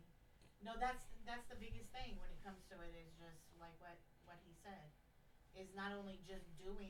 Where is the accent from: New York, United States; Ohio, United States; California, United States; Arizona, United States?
California, United States; moved away; I'm from Cali.